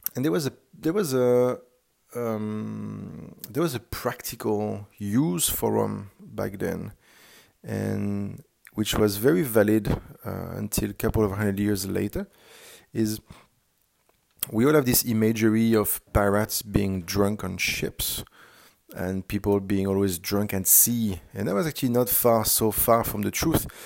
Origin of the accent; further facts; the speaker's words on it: France; accent: French; English is a second language; moved away as an adult; also born or lived in Singapore; now I'm back in France, uh, which is home, and you had probably found out based on my accent that France is my home country.